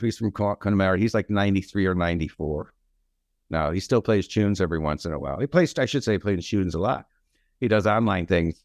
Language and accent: English; London, United Kingdom; moved away; also born or lived in Chicago, United States; I was born in London